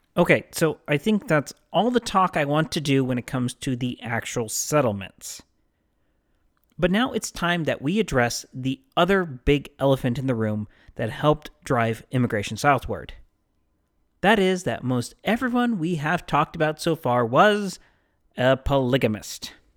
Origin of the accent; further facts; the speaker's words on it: Mesa, Arizona, United States; my hometown of Mesa